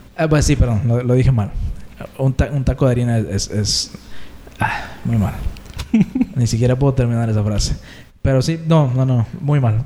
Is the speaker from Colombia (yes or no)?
no; Tampico, Tamaulipas, Mexico; somos oriundos de, de Ciudad Tampico, Tamaulipas